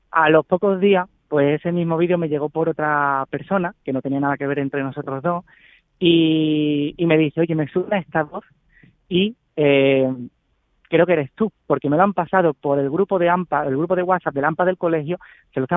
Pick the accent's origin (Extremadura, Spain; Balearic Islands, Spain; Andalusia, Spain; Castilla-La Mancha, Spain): Andalusia, Spain; Chiclana; una vecina de aquí de Chiclana, de donde soy